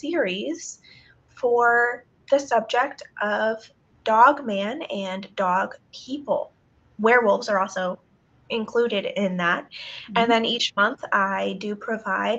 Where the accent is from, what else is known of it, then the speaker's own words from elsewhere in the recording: Lake Mary, Florida, United States; also born or lived in northern United States; I was born in Lake Mary, Florida in 1991, and I've traveled back and forth between the northern states and Florida my whole life